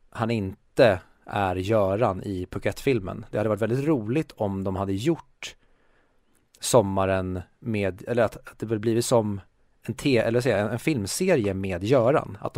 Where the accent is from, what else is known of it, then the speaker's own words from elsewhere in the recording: Sweden; jag tycker ju att vi i Sverige, det har jag sagt hur många gånger som helst